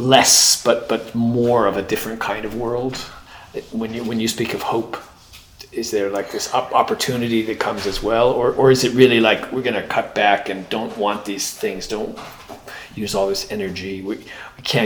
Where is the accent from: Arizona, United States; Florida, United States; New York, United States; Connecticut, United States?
Connecticut, United States; growing up in Connecticut